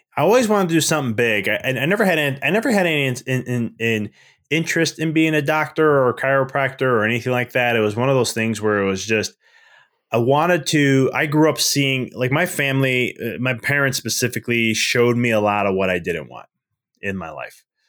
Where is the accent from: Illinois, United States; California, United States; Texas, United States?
Illinois, United States; Chicago; moved away as an adult; now in Knoxville, United States; I'm originally from Chicago, so I live in Knoxville now